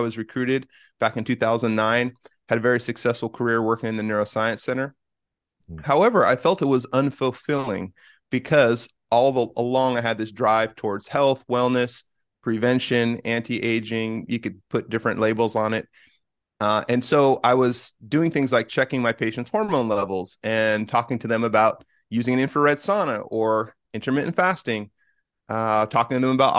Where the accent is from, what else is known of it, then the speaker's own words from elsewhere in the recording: Bay Area, Northern California, United States; now in Washington, United States; I grew up in Northern California in the Bay Area.